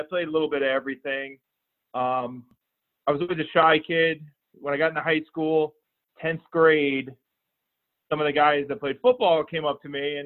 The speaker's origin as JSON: {"language": "English", "region": "Florida", "country": "United States", "also_born_or_lived": "Toledo, Ohio", "said": "I'm from Florida, so living in Toledo, Ohio was pretty rough on me with the weather and the snow and everything else"}